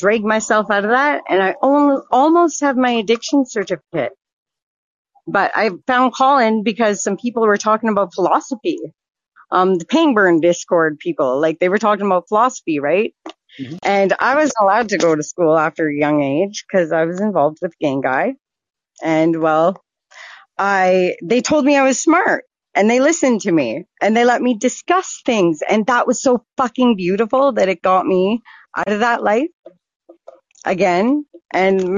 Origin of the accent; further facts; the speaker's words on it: Vancouver, British Columbia, Canada; also born or lived in Medicine Hat, Alberta; now in Swift Current, Canada; I grew up on East Van, on the streets.